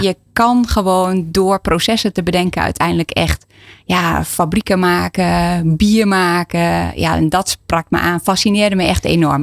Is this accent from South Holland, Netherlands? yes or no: no; Enschede, Overijssel, Netherlands; ik ben al geboren en getogen in Enschede